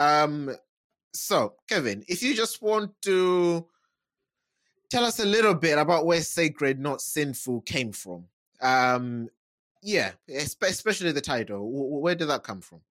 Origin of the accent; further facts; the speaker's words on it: United Kingdom; we're we're British, okay? We're not Americans